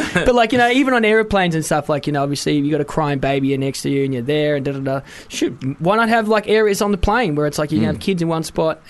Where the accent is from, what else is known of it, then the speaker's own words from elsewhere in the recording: Wales, United Kingdom; Oh, no, I'm Welsh.